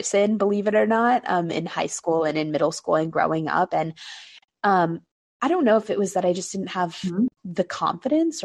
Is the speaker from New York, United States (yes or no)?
yes; New York City, New York, United States; I was born and raised in New York City